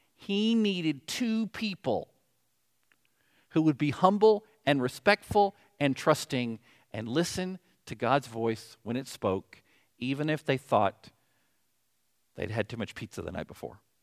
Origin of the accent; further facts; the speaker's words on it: the South, United States; accent: southern; my southern accent.